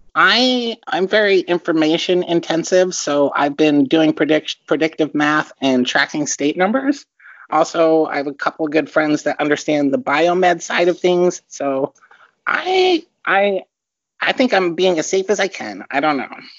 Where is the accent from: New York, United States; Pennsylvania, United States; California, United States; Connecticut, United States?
Pennsylvania, United States; Philadelphia; moved away as an adult; also born or lived in Perth Amboy, New Jersey; I was born in um, Perth Amboy, New Jersey. It's a stone's throw away from Staten Island. So, and then I grew up in the suburbs of Philadelphia.